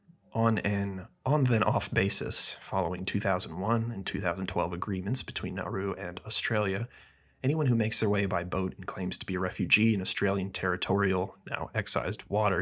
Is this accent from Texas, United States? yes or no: yes; Texas, United States; born there; I was born in Texas.